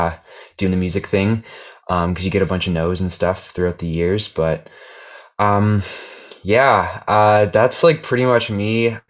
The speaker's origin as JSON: {"language": "English", "town": "Toronto", "region": "Ontario", "country": "Canada", "said": "I guess I'm a musician from Toronto, Ontario."}